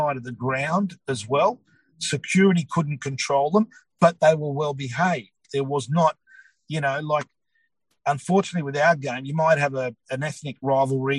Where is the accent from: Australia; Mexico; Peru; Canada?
Australia; we are Australian. We're born here, but we're proud of whether we're Greek, Croatian, Serb, Italian, whatever it is